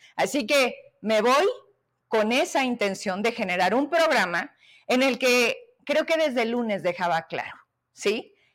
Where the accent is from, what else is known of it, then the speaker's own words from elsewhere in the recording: Zacatecas, Mexico; yo soy una Zacatecana